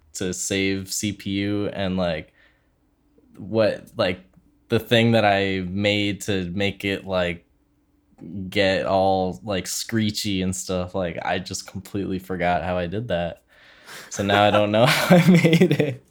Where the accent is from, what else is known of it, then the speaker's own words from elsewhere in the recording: Philadelphia, Pennsylvania, United States; we're both from Philly